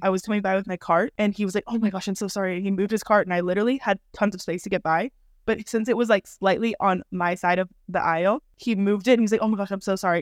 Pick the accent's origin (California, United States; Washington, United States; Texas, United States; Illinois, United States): California, United States; moved away as an adult; now in Madrid, Spain; I am from California, just like Jordan. I'm now living in Madrid. I have been living here for twelve years now